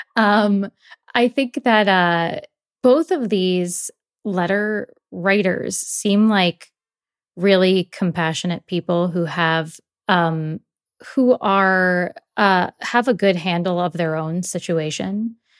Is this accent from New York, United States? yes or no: yes; New York, United States; I grew up in New York